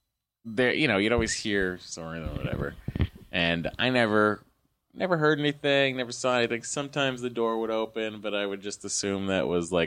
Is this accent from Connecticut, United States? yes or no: no; Lowell, Massachusetts, United States; I'm from Lowell, right? Massachusetts.